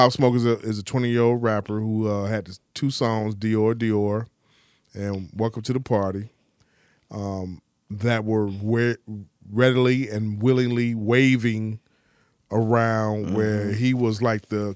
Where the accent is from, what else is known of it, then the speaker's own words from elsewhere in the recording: Chicago, Illinois, United States; I'm from Chicago, one of the most niggerish cities ever